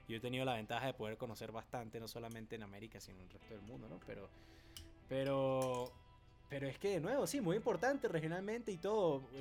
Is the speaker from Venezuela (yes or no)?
yes; Venezuela